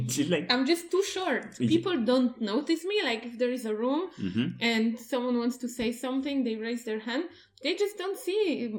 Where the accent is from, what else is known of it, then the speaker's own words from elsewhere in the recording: Poland; I think I'm quite average for Poland.